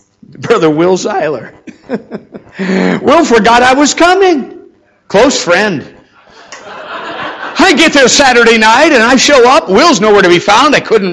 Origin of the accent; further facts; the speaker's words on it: Minnesota, United States; moved away; I remember meeting number one was my hometown in Minnesota.